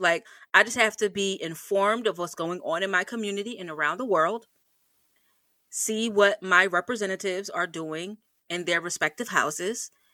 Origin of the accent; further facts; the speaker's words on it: United States; as an American citizen